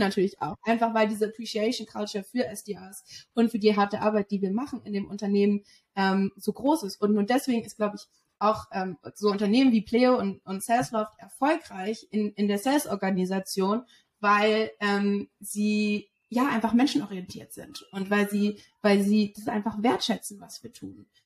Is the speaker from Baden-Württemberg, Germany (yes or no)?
no; Berlin, Germany; moved away as an adult; now in London, United Kingdom; ich bin in Berlin aufgewachsen, Berlin geboren